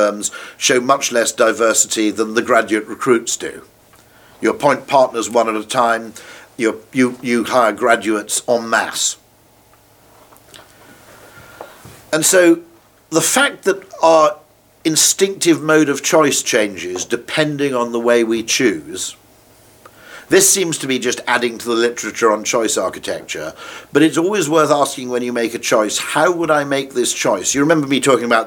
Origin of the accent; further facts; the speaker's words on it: United Kingdom; As a Brit